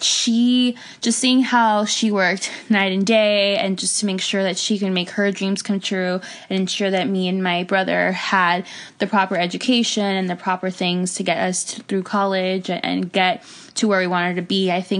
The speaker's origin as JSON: {"language": "English", "town": "Hialeah", "region": "Florida", "country": "United States", "tie": "born or raised there", "said": "I am originally from Miami, Florida."}